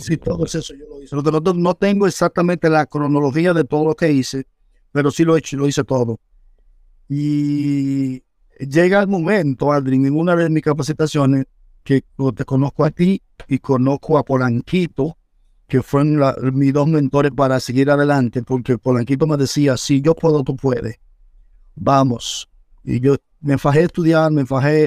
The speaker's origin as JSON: {"language": "Spanish", "town": "Santo Domingo Este", "region": "Distrito Nacional", "country": "Dominican Republic", "tie": "born or raised there", "moved": "yes", "said": "nací en Villa Duarte, calle 1, número 43 de la Francia, Villa Duarte"}